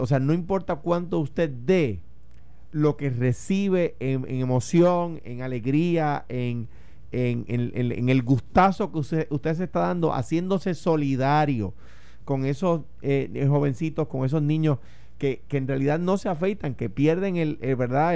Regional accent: Puerto Rico; mi aspiración como puertorriqueño

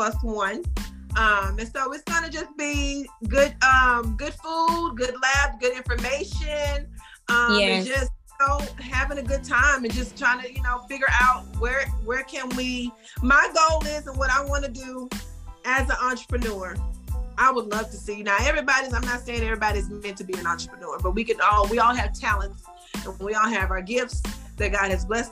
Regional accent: Baton Rouge, Louisiana, United States; moved away as an adult; now in Houston, United States; Baton Rouge, my hometown

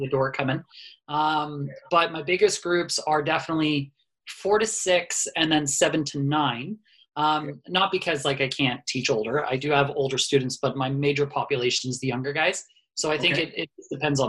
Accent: Cambridge, Ontario, Canada; I'm born and raised in Cambridge.

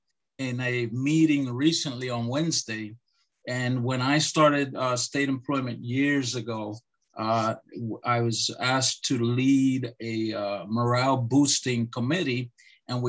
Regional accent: Lancaster, Pennsylvania, United States; also born or lived in Puerto Rico; I was born originally in Lancaster, Pennsylvania, and I grew up in between Lancaster and Puerto Rico.

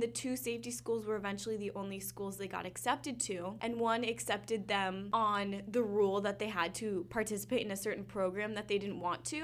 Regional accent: West Coast, United States; moved away as an adult; I'm from the West Coast

